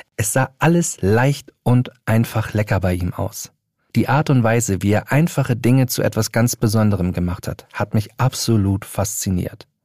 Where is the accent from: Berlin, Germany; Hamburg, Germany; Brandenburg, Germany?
Hamburg, Germany; in meiner Heimatstadt Hamburg